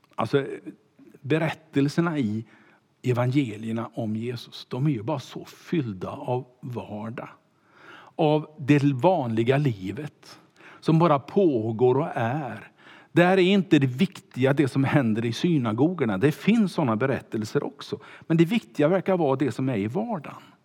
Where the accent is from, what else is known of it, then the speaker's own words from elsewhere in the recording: Kungälv, Västra Götaland, Sweden; skulle bli pastor som 19-åring eh, hemma i Kungälv